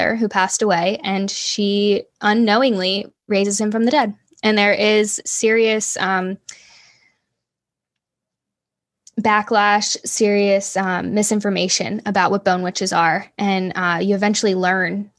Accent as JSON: {"language": "English", "town": "Bel Air", "region": "Maryland", "country": "United States", "tie": "born or raised there", "also_born_or_lived": "Baltimore, Maryland / Lancaster, Pennsylvania", "said": "I grew up right outside of Baltimore"}